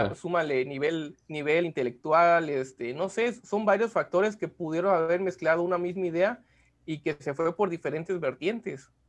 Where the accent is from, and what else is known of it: Mexico